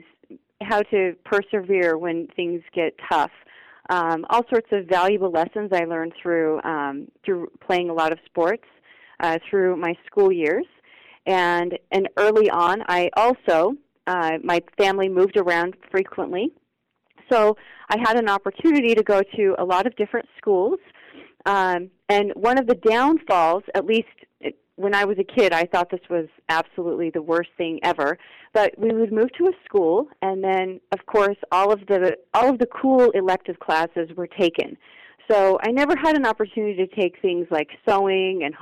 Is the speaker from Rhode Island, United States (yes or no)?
no; Idaho, United States; now in Florida, United States; So I originally grew up in Idaho, and in a very, very extremely small community.